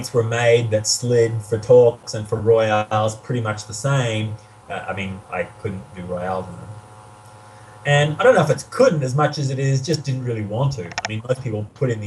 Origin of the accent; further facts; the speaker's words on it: Brisbane, Queensland, Australia; moved away as an adult; also born or lived in Sydney; I grew up in Brisbane, in Queensland.